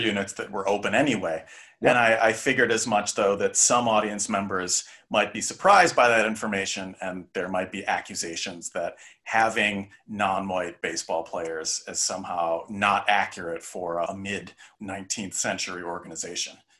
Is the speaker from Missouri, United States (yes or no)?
no; Chicago, Illinois, United States; I was born in Chicago